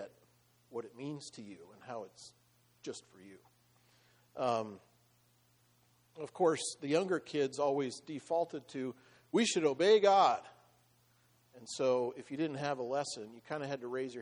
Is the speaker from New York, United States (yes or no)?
no; Iowa, United States; moved away; I grew up in the Midwest, in Iowa